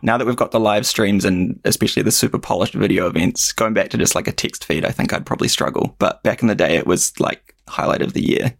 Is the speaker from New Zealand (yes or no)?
yes; Kaiapoi, Canterbury, New Zealand; also born or lived in Christchurch, New Zealand; I grew up in a, a smaller town out, outside of Christchurch called Kaiapoi